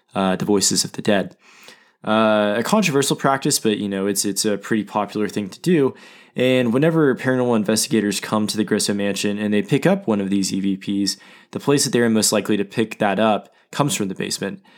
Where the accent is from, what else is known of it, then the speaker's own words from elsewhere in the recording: Oklahoma City, Oklahoma, United States; Oklahoma City, uh, my hometown